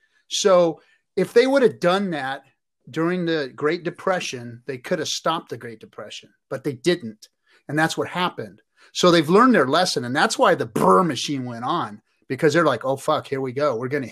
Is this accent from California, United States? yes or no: yes; Los Angeles, California, United States; also born or lived in Inglewood / Norwalk; I grew up in the streets, bro. I'm from LA, and I grew up in Inglewood and Norwalk, and I grew up in the ghettos, joined the Marine Corps to get away from the ghettos.